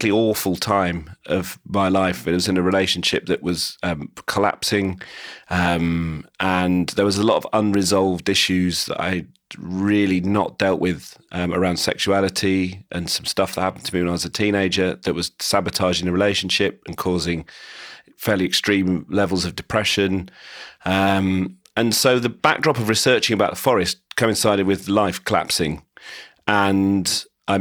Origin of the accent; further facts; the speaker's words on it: St Albans, East of England, United Kingdom; moved away as an adult; now in London, United Kingdom; I grew up in St Albans, which kind of doesn't have much decent, exciting countryside around it.